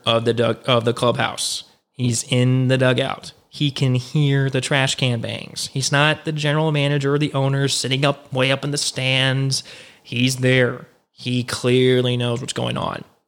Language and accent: English; Houston, Texas, United States; Houston's my hometown